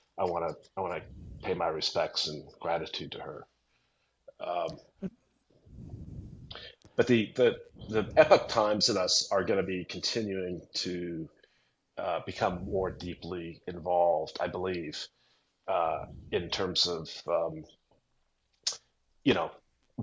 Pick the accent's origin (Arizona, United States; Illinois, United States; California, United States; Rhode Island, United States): Illinois, United States; Chicago; I'm from Chicago